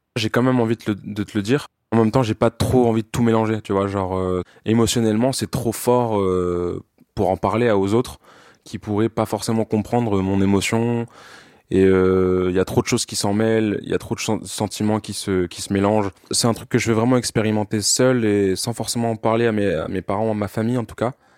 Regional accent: France; je suis français, j'ai 27 ans

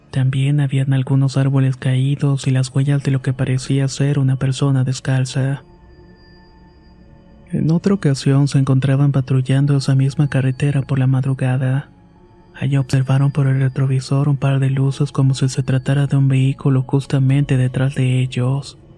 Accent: Yucatán, Mexico; Soy originario de Yucatán y por motivos de la pandemia mi abuelo falleció el año pasado.

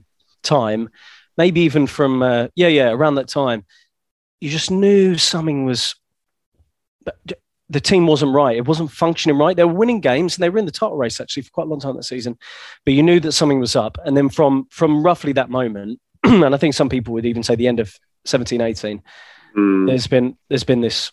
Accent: Essex, East of England, United Kingdom; I'm from Essex

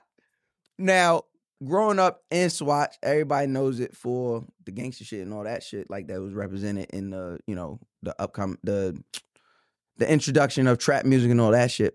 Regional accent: New York, United States; we're from New York

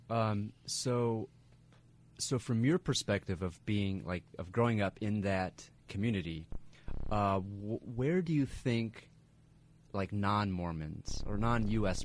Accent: Grant County, New Mexico, United States; I grew up in uh, rural rural New Mexico

